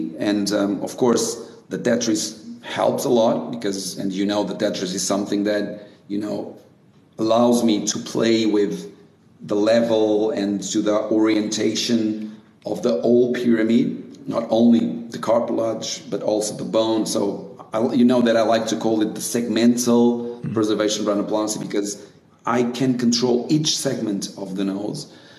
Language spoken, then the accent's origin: English; Brazil; So I used to do it when I came from Brazil.